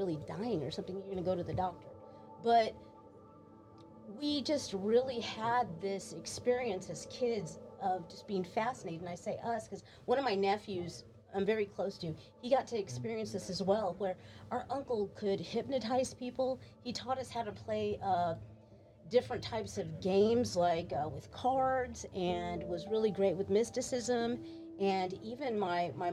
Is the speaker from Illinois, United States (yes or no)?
no; Austin, Texas, United States; we're from the East Side